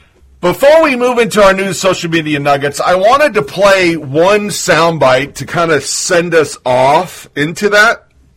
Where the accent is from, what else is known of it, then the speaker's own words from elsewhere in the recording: Oregon, United States; 20-year Army vet, Born and raised in Oregon, lived all over the world